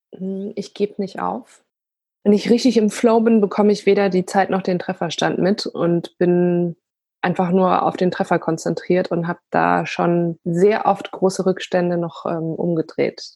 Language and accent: German; Bayreuth, Bavaria, Germany; first language Polish; German is a second language; ich bin äh, in Bayreuth geboren